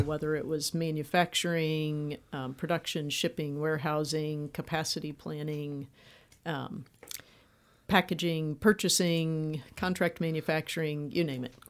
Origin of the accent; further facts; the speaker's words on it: Indianapolis, Indiana, United States; moved away as an adult; I'm from Indianapolis